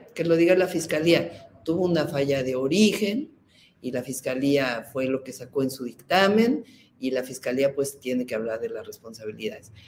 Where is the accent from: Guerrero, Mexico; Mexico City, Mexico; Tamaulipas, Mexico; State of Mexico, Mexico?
Mexico City, Mexico; nací en la Ciudad de México